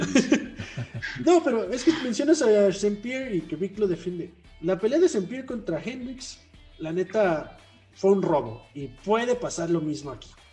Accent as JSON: {"language": "Spanish", "town": "Guadalajara", "region": "Jalisco", "country": "Mexico", "said": "la de mi tierra, Jalisco, Guadalajara"}